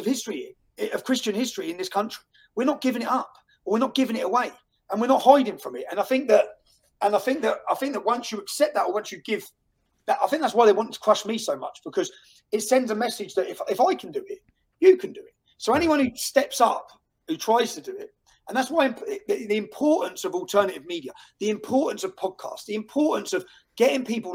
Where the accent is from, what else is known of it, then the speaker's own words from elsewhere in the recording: Luton, East of England, United Kingdom; moved away as an adult; in my hometown of Luton